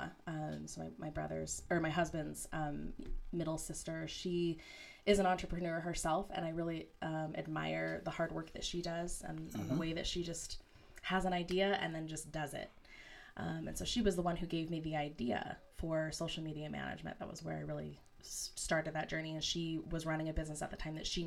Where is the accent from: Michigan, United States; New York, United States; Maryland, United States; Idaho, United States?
Idaho, United States; Boise; now in Pocatello, United States; I was born and raised in Boise, Idaho.